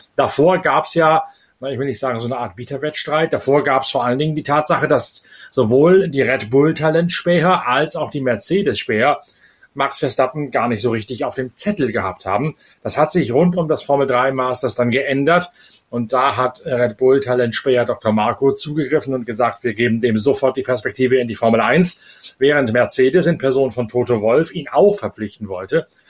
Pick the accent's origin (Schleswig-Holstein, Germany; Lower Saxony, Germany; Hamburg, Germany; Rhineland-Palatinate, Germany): Lower Saxony, Germany; East Frisia; als Ostfriese von der Nordseeküste